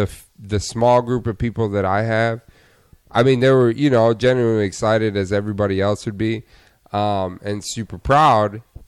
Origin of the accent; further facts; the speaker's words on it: Rochester, Michigan, United States; Rochester. It's like probably, I don't know, 30, 35 minutes, like northwest of Detroit.